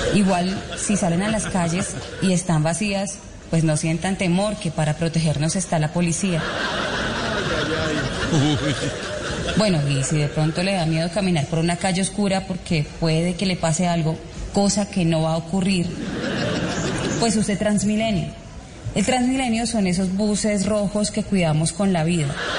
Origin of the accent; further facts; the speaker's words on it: Colombia; la única colombiana